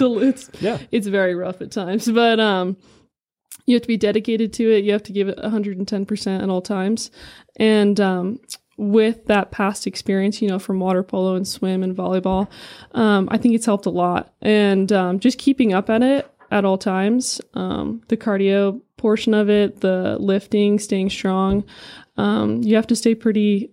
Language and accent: English; San Diego, California, United States; moved away as an adult; now in Prescott, United States; I'm originally from California, San Diego. I was born and raised there my whole life.